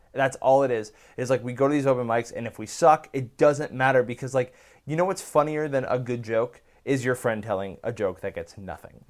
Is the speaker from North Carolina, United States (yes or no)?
no; Bay Area, California, United States; moved away as an adult; I grew up in the Bay Area.